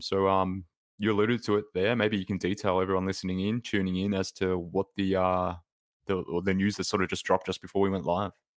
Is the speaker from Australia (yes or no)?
yes; Australia; from Australia